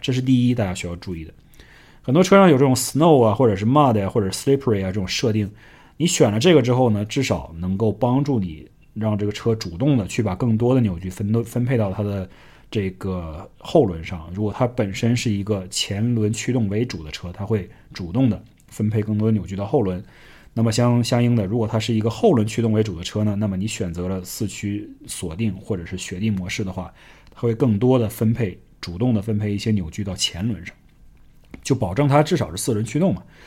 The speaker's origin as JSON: {"language": "Chinese", "region": "Northeast China", "country": "China", "tie": "born or raised there", "moved": "yes", "lives_now": "United States", "said": "我们这种在东北长大的小孩儿"}